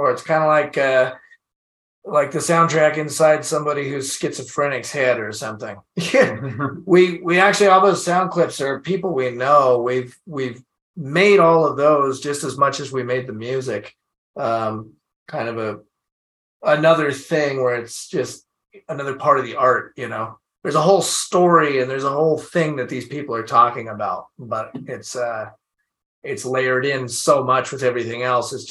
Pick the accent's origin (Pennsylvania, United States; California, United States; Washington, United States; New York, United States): Washington, United States; I don't live there anymore, but it's I still feel like I'm from Washington, you know, it's like a Washington, it's local for me.